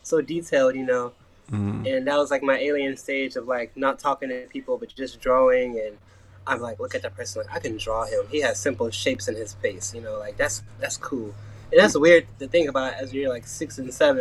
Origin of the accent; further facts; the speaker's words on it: Portland, Oregon, United States; Born and raised in Portland, Oregon. Coming out of a cool area of Northeast Portland